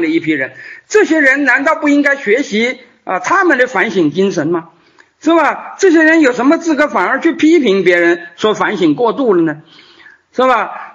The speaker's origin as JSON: {"language": "Chinese", "country": "China", "said": "我们作为一个中国人到，呃，美洲"}